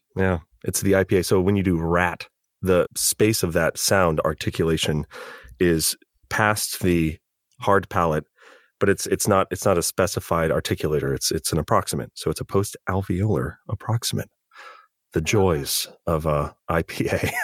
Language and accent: English; California, United States; as a Californian